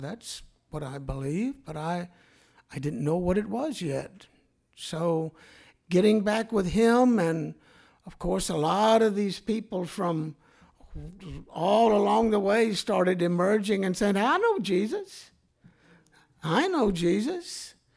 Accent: Mobile, Alabama, United States; I grew up in Mobile, Alabama during the nineteen fifties.

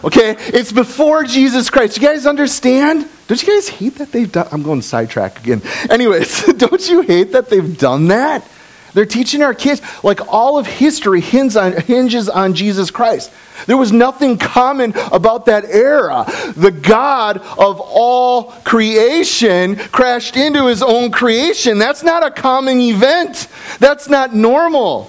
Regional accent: Appleton, Wisconsin, United States; now in Kaukauna, United States; I grew up in Appleton.

